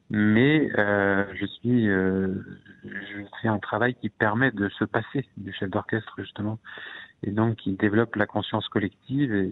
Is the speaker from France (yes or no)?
no; Egypt; comme mon père est, égyptologue, j'ai passé toute mon enfance en Égypte, dans les pyramides et dans les temples.